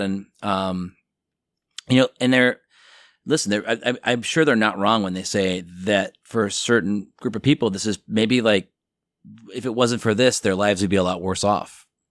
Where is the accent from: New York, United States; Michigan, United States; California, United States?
New York, United States; outside of New York City, United States; also born or lived in Chicago; now in Los Angeles, United States; I grew up outside of New York City